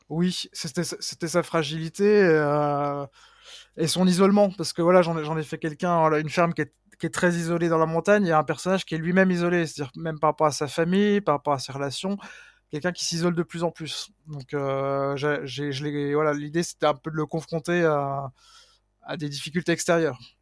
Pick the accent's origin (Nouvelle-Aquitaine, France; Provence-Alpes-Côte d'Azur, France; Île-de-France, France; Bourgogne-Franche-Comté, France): Bourgogne-Franche-Comté, France; Mouthe; also born or lived in Pontarlier; je suis né à Pontarlier mais j'ai grandi à Mout, donc il y a vraiment un petit village qui a à peine 1000 habitants qui est vraiment dans la dans la montagne et qui est voilà réputé pour être le, village le plus froid de France